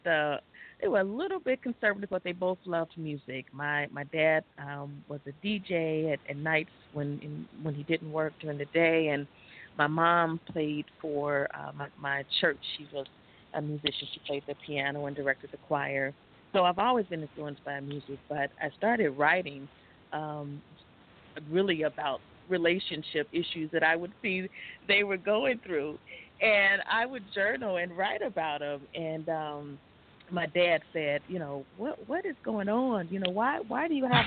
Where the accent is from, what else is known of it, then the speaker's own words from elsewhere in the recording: Gary, Indiana, United States; my hometown of Gary, Indiana